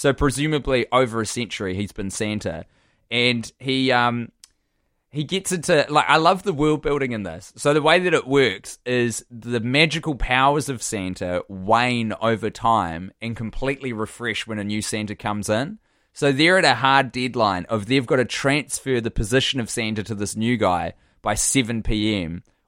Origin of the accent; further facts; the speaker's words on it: New Zealand; triggered some childhood fear of this Ernest character who I would occasionally brush up against as a Kiwi child, a child in New Zealand.